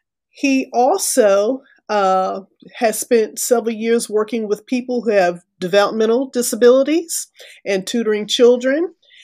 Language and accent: English; Texas, United States; also born or lived in Florida / Alabama; I grew up in West Texas. I grew up in Florida. I grew up in Alabama.